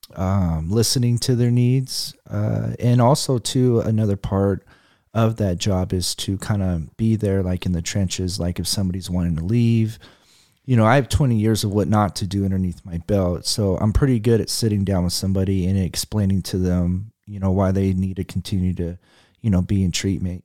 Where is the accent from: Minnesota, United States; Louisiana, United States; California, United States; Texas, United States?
California, United States; Fresno; born or raised there; also born or lived in Berkeley, California